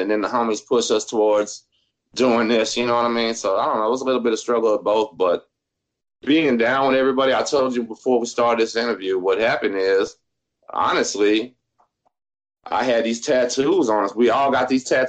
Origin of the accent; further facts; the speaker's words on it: La Marque, Texas, United States; I grew up in Lamar, Texas